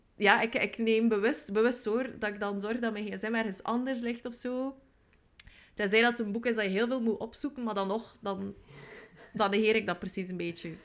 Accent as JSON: {"language": "Dutch", "region": "West Flanders", "country": "Belgium", "tie": "born or raised there", "moved": "yes", "lives_now": "Ghent, Belgium", "said": "ik woon in Gent, maar zoals je ongetwijfeld hoort, ben ik geboren in West-Vlaanderen."}